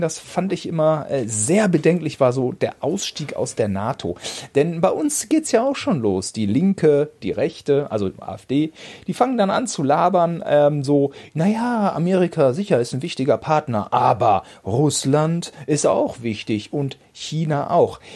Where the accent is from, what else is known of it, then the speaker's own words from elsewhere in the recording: Germany; als Deutscher